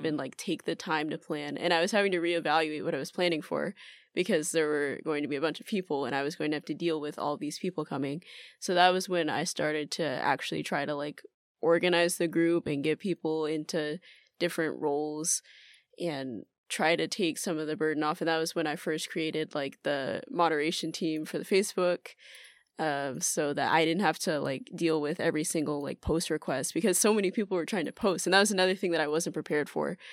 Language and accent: English; Atlanta, Georgia, United States; moved away as an adult; now in Tokyo, Japan; I'm originally from Atlanta, Georgia, but I've been living in Tokyo for two years now.